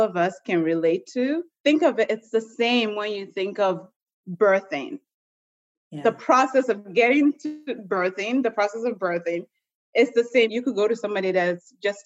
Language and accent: English; United States; also born or lived in Nigeria; growing up in the States, going to nursing school